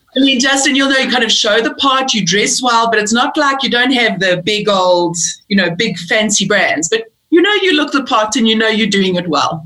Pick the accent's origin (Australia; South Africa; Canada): South Africa; also born or lived in England; I'm I'm British born. I moved to South Africa when I was uh, eight years old